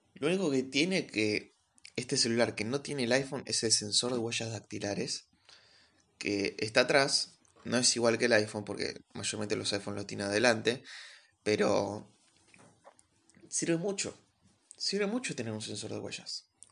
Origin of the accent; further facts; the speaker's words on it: Argentina; vivo en Argentina, soy argentino